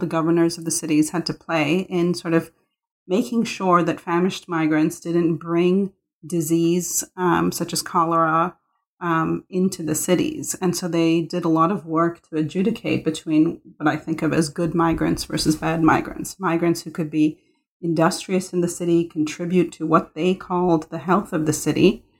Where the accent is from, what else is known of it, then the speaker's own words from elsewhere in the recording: Mumbai, Maharashtra, India; born there; I was born in Bombay and I saw poverty all around me.